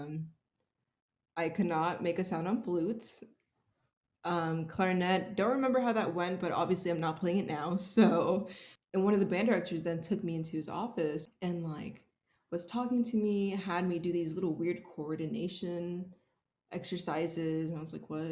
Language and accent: English; Houston, Texas, United States; So I am born and raised from Houston, Texas